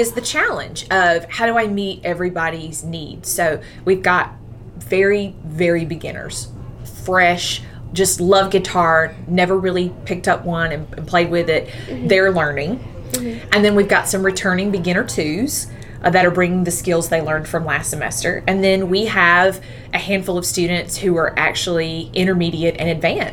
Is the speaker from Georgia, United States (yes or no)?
yes; Central Georgia, United States; also born or lived in Nashville; I grew up in the Central Georgia area. I graduated from Dodge County High School in 2004